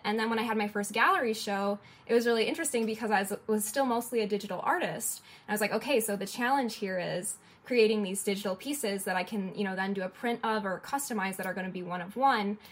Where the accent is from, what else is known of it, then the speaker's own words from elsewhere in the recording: Detroit, Michigan, United States; moved away as an adult; also born or lived in an island (unnamed); I'm from Detroit, and in Detroit, I was doing a lot of in person events and gallery shows